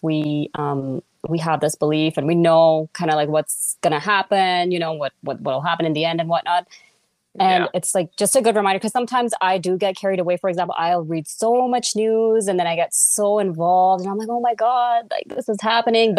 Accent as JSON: {"language": "English", "country": "Canada", "said": "I'm from Canada"}